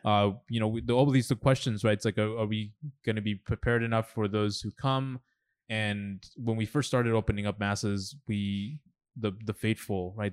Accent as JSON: {"language": "English", "region": "New York", "country": "United States", "tie": "born or raised there", "also_born_or_lived": "Los Angeles, California / El Salvador", "said": "growing up in New York, I mean, I, I fell in love with, like, with hip hop and rap"}